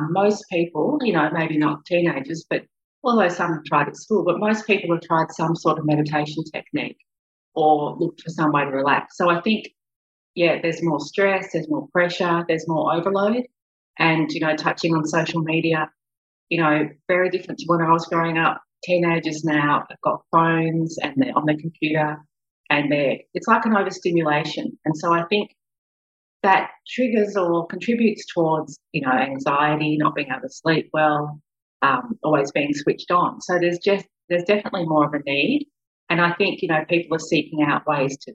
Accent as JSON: {"language": "English", "town": "Melbourne", "region": "Victoria", "country": "Australia", "tie": "born or raised there", "said": "I grew up in Melbourne."}